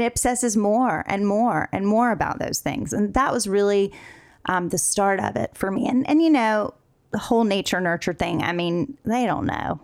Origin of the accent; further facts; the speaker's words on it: North Carolina, United States; moved away as an adult; now in Los Angeles, United States; across the country from North Carolina Uh, so I grew up in the South